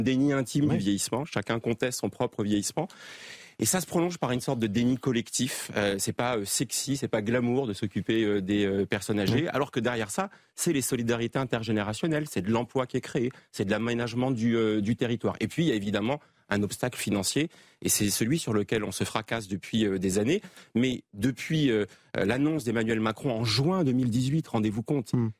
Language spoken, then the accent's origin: French; Wintzenheim, Grand Est, France; also born or lived in Colmar; je suis colmarien et j'ai grandi à Winsenheim en partie